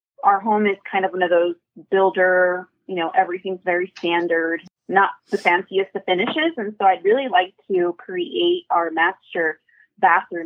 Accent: Los Angeles, California, United States; moved away as an adult; now in Fontana, United States; I moved to Fontana. I'm originally from Los Angeles

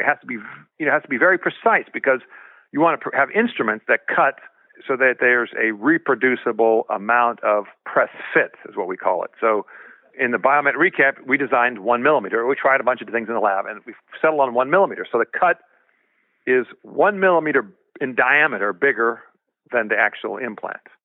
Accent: Sacramento area, California, United States; born or raised there; also born or lived in Berlin, Germany

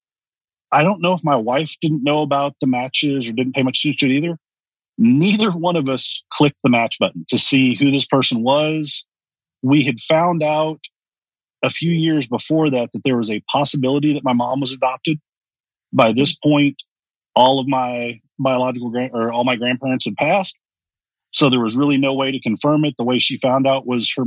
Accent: Texas, United States; also born or lived in Dallas; I grew up here in Texas, and I grew up with a fairly well-off family

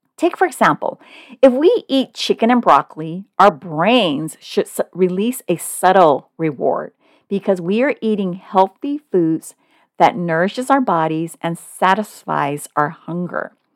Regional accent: Oakland, California, United States; moved away as an adult; also born or lived in Hong Kong; now in Southern California, United States; although I was born in Hong Kong, my family immigrated to Oakland, California when I was one. So I consider Oakland my hometown

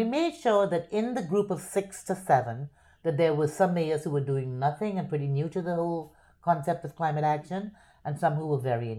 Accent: Port of Spain, Trinidad & Tobago; moved away as an adult; now in Miami, United States; Born and raised in Port of Spain, Trinidad

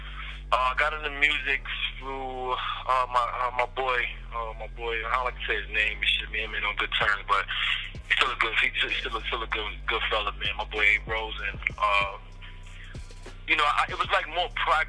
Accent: New York City, New York, United States; moved away; also born or lived in Jacksonville, Florida / New Orleans, Louisiana; I'm from Harlem.

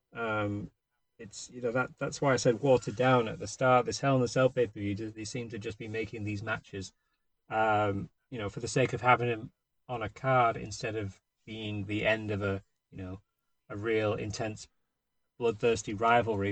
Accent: Warrington, North West England, United Kingdom; now in United States; from Warrington

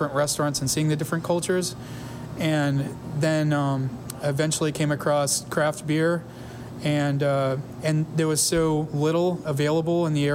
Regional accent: Enterprise, Alabama, United States; A small town in southeast Alabama called Enterprise

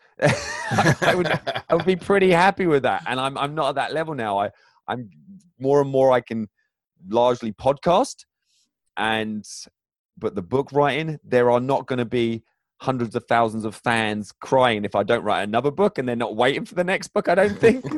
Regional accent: England, United Kingdom; also born or lived in northern Michigan; now in Michigan, United States; I'm originally from England

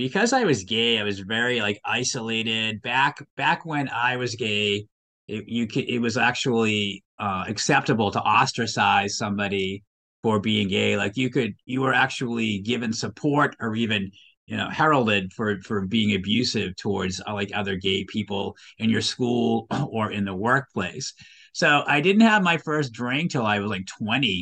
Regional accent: Waltham, Massachusetts, United States; I'm originally from this state. I grew up in Waltham

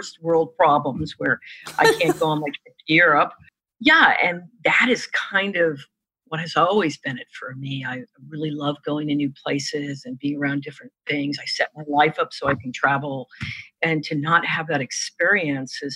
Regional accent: New York, United States; I'm a New Yorker

